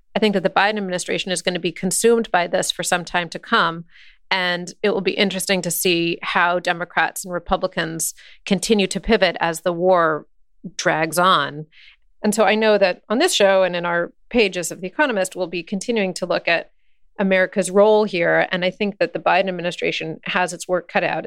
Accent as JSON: {"language": "English", "country": "United States", "said": "working for a British publication as an American"}